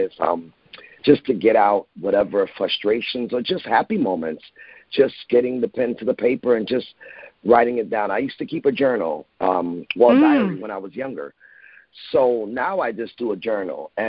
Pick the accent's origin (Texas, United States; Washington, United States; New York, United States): New York, United States; New York City; I was born in Bronx, New York